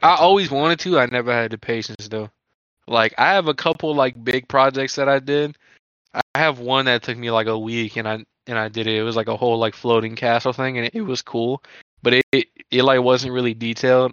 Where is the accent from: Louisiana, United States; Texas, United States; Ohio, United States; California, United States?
Louisiana, United States; near Lafayette; We are 25 minutes outside of Lafayette, Louisiana. We frequent the area all the time. We basically are from Lafayette, Louisiana